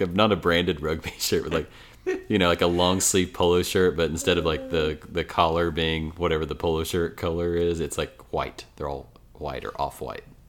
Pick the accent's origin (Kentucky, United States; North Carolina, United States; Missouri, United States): Kentucky, United States; Ashland; moved away as an adult; now in Lexington, United States; I'm from Ashland, Kentucky originally